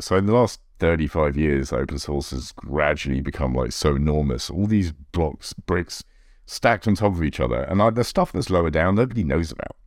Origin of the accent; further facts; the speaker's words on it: United Kingdom; now in United States; I live in America. I'm an American citizen, but obviously British originally